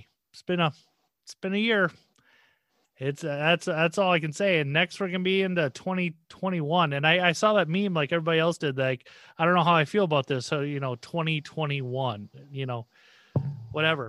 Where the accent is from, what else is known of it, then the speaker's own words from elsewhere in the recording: Minnesota, United States; I'm from Minnesota